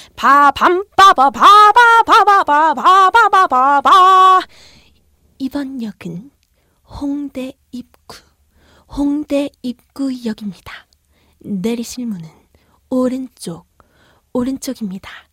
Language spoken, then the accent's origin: Korean; Daegu, South Korea; moved away; 저 같은 경우엔 고향이 대구인데요.